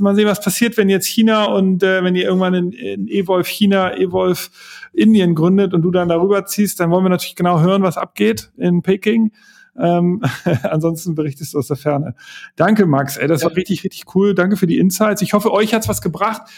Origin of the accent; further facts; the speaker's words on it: Hamburg, Germany; ich bin Hamburger